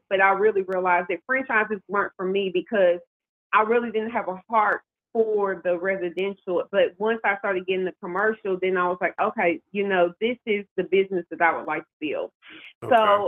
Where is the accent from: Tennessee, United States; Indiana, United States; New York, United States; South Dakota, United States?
Tennessee, United States; Nashville; moved away as an adult; now in Baltimore, United States; I'm from Nashville, Music City, Tennessee